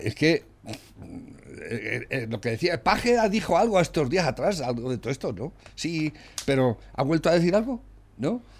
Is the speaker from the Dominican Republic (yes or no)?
no; Spain; Yo como español